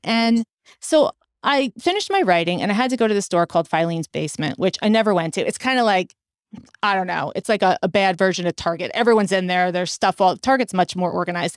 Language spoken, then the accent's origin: English; Westfield, New Jersey, United States; moved away; also born or lived in New York City; I grew up in New Jersey.